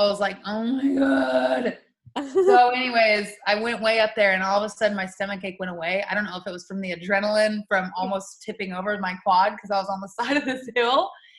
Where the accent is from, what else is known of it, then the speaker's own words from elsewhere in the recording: New Mexico, United States; I'm used to getting growing up in New Mexico. There's not usually snow in the winter.